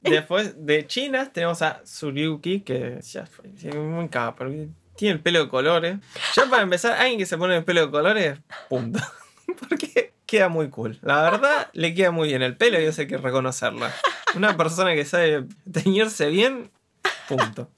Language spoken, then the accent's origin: Spanish; Argentina; soy argentino